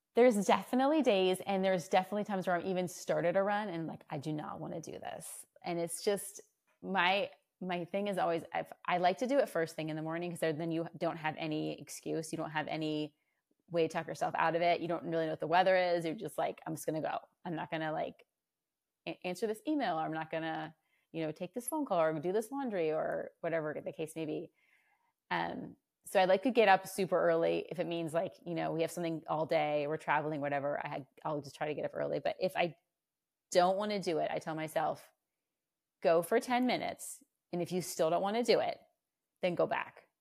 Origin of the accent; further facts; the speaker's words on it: Virginia, United States; moved away as an adult; now in Austin, United States; I was um, born and raised in Virginia